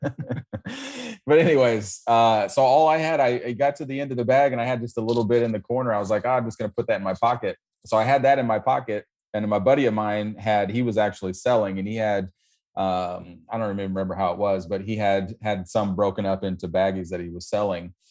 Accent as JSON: {"language": "English", "region": "Missouri", "country": "United States", "tie": "born or raised there", "also_born_or_lived": "Brooklyn, New York", "moved": "as an adult", "lives_now": "Florida, United States", "said": "I was born, born in Missouri"}